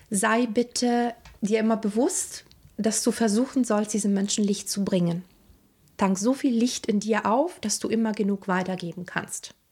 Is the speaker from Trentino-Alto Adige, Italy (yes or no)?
no; Rome, Lazio, Italy; moved away; Also weil ich komme aus dem Vatikan, ich bin 1984 bei Rom geboren und ich hatte eine sehr morbide und zum Teil düstere Kindheit